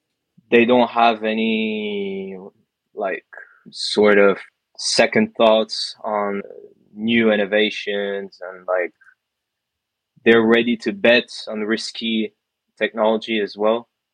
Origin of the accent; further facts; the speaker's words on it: Dubai, United Arab Emirates; also born or lived in England; now in France; I was born in France, then quickly moved to Dubai, Abu Dhabi as well, where I lived pretty much 17 years before moving to England